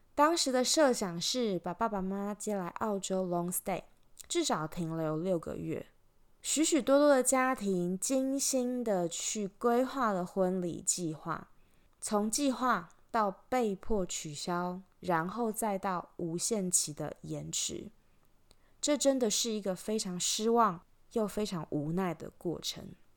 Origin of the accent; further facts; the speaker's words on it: Taiwan; moved away as an adult; also born or lived in Switzerland / Belgium; now in Australia; 从十九岁离开台湾以后，不管我人在哪里，国际的脚步走到哪里，我永远记得我来自台湾。不管我以前在瑞士读书，在比利时工作，还是现在旅居澳洲，都是一样的